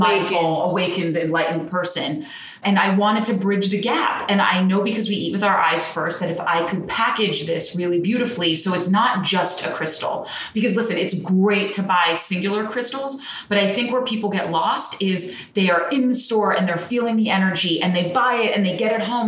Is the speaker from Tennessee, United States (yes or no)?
no; New Jersey, United States; I'm from Jersey